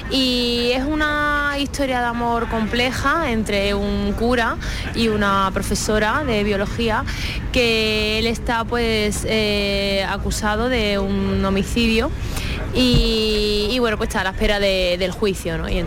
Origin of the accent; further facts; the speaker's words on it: Málaga, Andalusia, Spain; para mí este es el festival de, mi ciudad, el festival que yo he